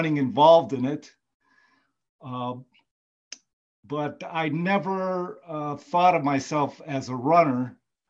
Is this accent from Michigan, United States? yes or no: yes; Michigan, United States; moved away as an adult; now in Georgia, United States; I grew up in Michigan